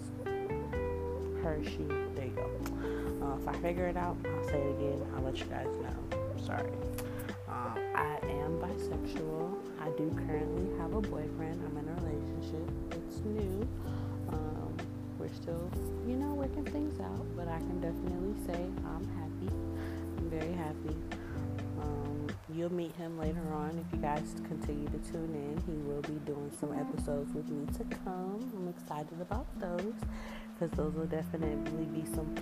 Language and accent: English; Kennesaw, Georgia, United States; also born or lived in Valdosta, Georgia / East Atlanta / Decatur, Georgia; I'm from Atlanta. I'm really from Kennesaw